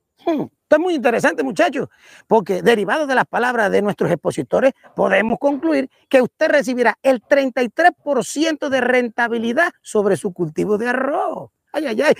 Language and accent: Spanish; Los Santos, Panama; En Los Santos, mi tierra querida